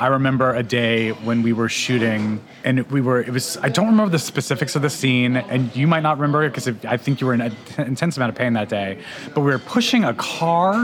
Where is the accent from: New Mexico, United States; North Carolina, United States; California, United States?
New Mexico, United States; Albuquerque; moved away; I was raised in Albuquerque, New Mexico